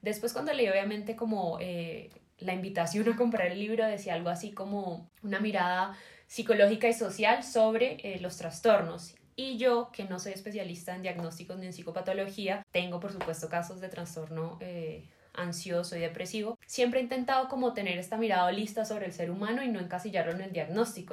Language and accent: Spanish; Cali, Valle del Cauca, Colombia; soy caleña